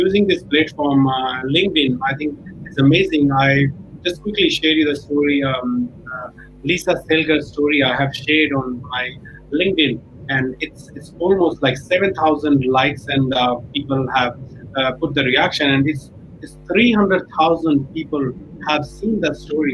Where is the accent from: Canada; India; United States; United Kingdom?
India; New Delhi, Delhi; English is a second language; moved away as an adult; now in Australia; I came from India, New Delhi, and I did not study English medium school. I was studying in Hindi medium school